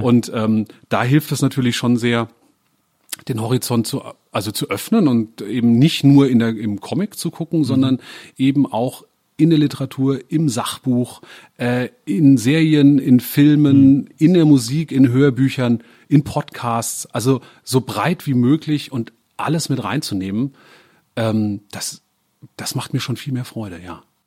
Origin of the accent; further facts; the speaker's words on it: Germany; als Deutscher